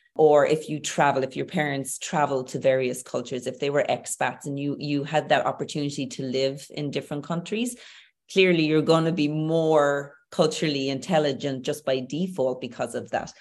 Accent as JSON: {"language": "English", "area": "Tipperary", "region": "Munster", "country": "Ireland", "tie": "born or raised there", "also_born_or_lived": "Dublin", "moved": "as an adult", "lives_now": "Galway, Ireland", "said": "I'm Irish. I'm Irish. So growing up in Ireland, I grew up with certain norms, values, beliefs."}